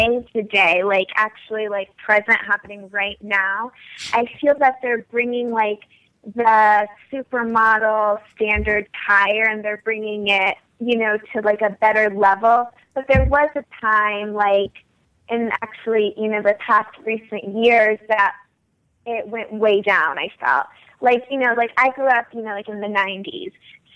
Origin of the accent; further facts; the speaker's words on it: New York City, New York, United States; moved away; also born or lived in Florida; I'm actually from New York City